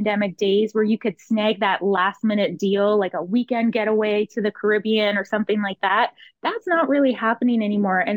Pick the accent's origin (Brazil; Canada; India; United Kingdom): Canada; as a Canadian traveler